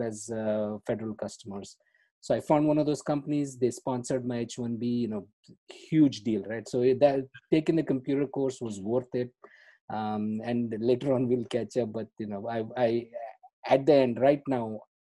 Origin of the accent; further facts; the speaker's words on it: Karnataka, India; moved away as an adult; I'm born and brought up in India. There is a southern state called Karnataka